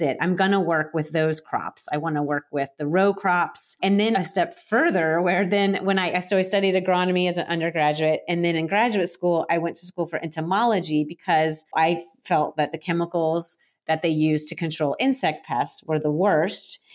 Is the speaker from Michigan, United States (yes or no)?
no; Florida, United States; now in Portland, United States; I am currently in Portland, Oregon, but I'm originally from Florida. I grew up, uh, on the Space Coast